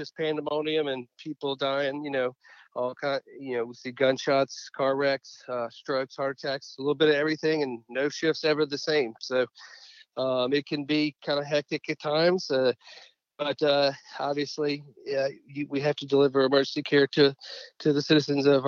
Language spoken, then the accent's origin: English; Pensacola, Florida area, coast of Mississippi, Southeast, United States; also born or lived in Gulfport, Mississippi / Mobile, Alabama; I grew up in the Southeast. Was born in Gulfport, Mississippi, but grew up in Pensacola, Florida area, and then moved over to the coast of Mississippi for middle school and high school.